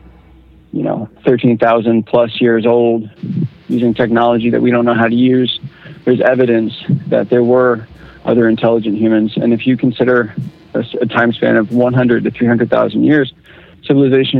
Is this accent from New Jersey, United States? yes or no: no; Northern Virginia, United States; I'm actually more from Northern Virginia